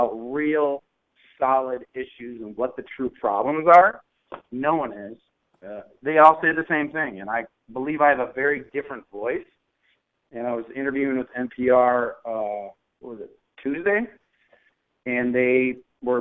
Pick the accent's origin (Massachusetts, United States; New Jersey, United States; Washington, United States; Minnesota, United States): Minnesota, United States; Minneapolis; I grew up in North Minneapolis.